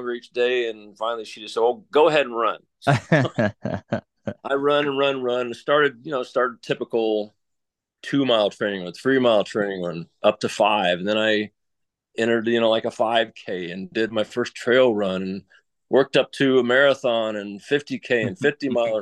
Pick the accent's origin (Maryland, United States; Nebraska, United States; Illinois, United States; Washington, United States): Nebraska, United States; Lincoln; moved away as an adult; Lincoln, Nebraska is where I went to high school, and most of my schooling is out in the Nebraska area